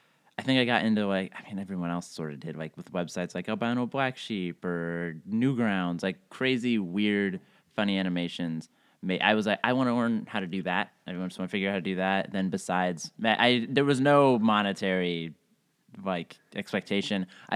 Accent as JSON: {"language": "English", "region": "East Coast", "country": "United States", "tie": "born or raised there", "lives_now": "Los Angeles, United States", "said": "I am a stand-up comedian in Los Angeles. I grew up mostly on the East Coast, went to school in Chicago, and moved out to Los Angeles after I graduated."}